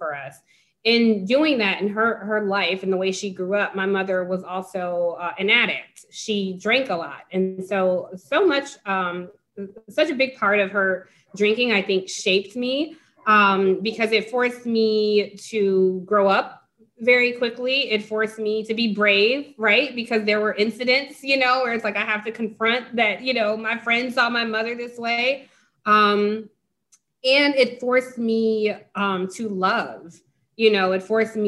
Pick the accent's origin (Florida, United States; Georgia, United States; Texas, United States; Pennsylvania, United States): Georgia, United States; Atlanta; moved away as an adult; also born or lived in Cleveland, Ohio; now in Washington, DC, United States; I was born in Cleveland, grew up in Atlanta, been in DC for 20 years